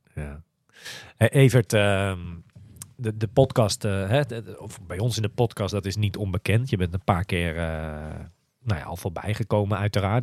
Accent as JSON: {"language": "Dutch", "town": "Almere", "region": "Flevoland", "country": "Netherlands", "said": "ik kom uit Almere"}